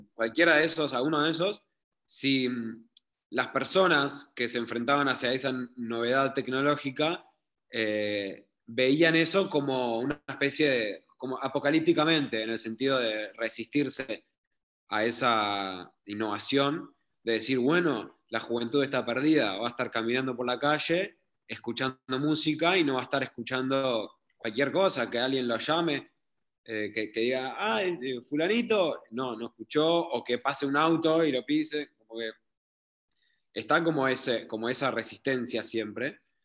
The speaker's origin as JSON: {"language": "Spanish", "country": "Uruguay", "also_born_or_lived": "Israel", "moved": "as an adult", "said": "aunque sea de Uruguay"}